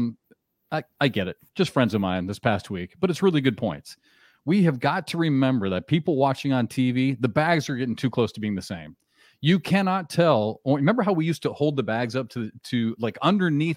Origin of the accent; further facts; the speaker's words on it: Iowa, United States; growing up in Iowa